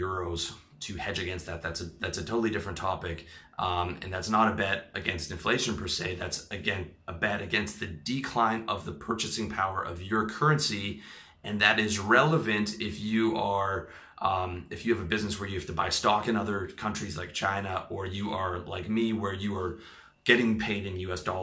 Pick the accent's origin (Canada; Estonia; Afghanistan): Canada; now in Thailand; I am from Canada